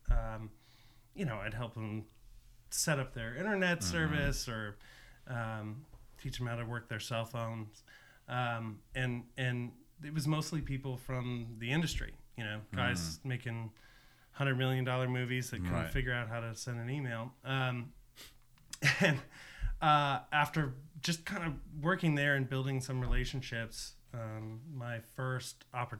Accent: Los Angeles, California, United States; I grew up in San Fernando Valley, which is just north of Los Angeles

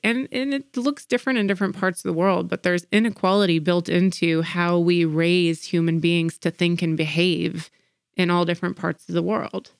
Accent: Atlanta, Georgia, United States; growing up in Atlanta. Uh, Atlanta is a very segregated city, and our school systems are, are very segregated. And in the 90s when I was in elementary school

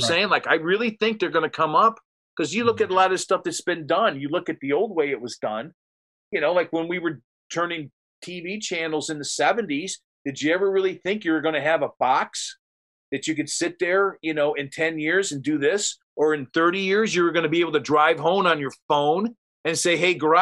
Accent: near Cleveland, Ohio, United States; there's Amish countries between my hometown up near Cleveland and Columbus

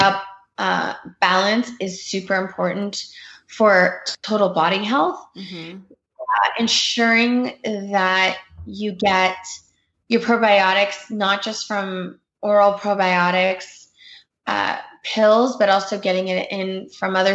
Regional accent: Canada; I grew up in Canada

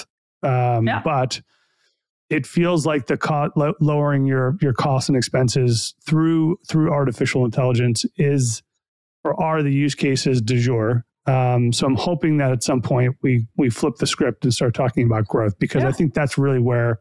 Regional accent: New York, United States; I'm born and raised in New York, so I'm a New York sports fan.

